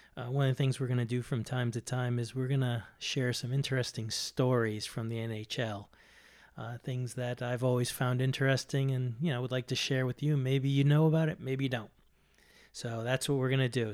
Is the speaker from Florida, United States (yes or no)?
no; Boston, Massachusetts, United States; moved away; I'm from Boston originally. uh, since moved.